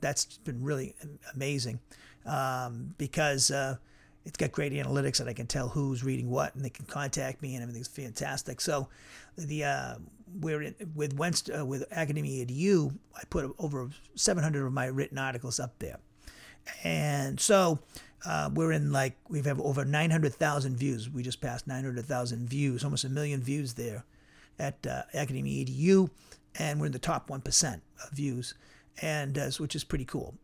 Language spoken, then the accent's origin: English; Norwood, Massachusetts, United States; moved away; also born or lived in Cedar Rapids, Iowa; my hometown, in Norwood, Massachusetts